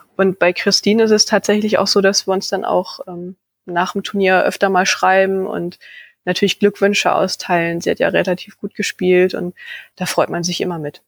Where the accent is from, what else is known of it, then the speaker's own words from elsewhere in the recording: Leer, Lower Saxony, Germany; also born or lived in Vechta; in meiner Heimatstadt Leer